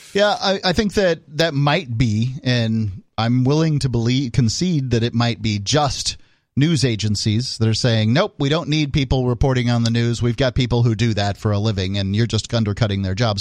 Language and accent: English; United States; we're all kind of surprised as American